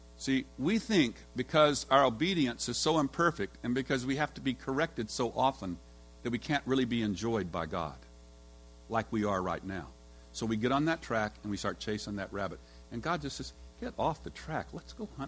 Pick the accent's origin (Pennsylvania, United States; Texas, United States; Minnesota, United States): Texas, United States; When I was raised in Texas, and you know, in Texas we all love to hunt and shoot guns